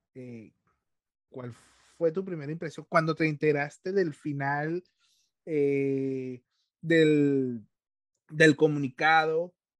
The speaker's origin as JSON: {"language": "Spanish", "town": "Carúpano", "region": "Sucre", "country": "Venezuela", "said": "yo soy de Carúpano"}